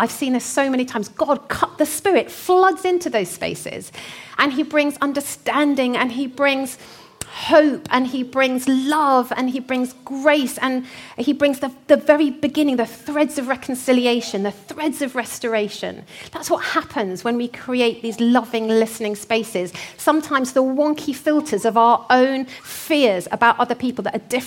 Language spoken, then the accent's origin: English; North Hertfordshire, East of England, United Kingdom; accent: North Hertfordshire; my North Hertfordshire accent